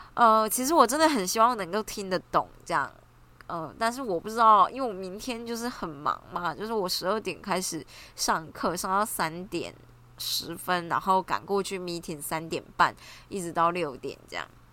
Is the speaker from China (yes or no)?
no; Taiwan; 我们台湾人可能英文知道、中文知道、日语知道一点、韩语知道一点